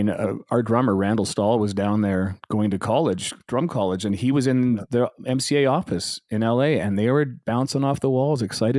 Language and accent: English; Calgary, Alberta, Canada; also born or lived in Vancouver; I was born in Vancouver, but I grew up in Calgary. I was there since I was three. So yeah, no, I'm a Calgarian.